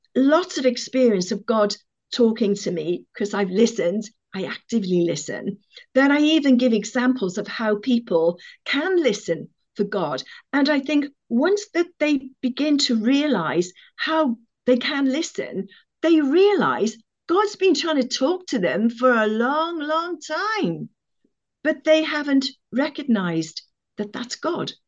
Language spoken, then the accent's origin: English; Cardiff, Wales, United Kingdom; I come from Cardiff.